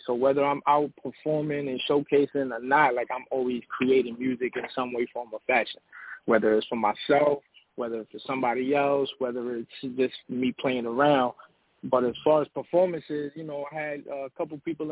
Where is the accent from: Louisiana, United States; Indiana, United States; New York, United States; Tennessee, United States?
New York, United States; now in Atlanta, United States; Originally from New York, BX Borough, BX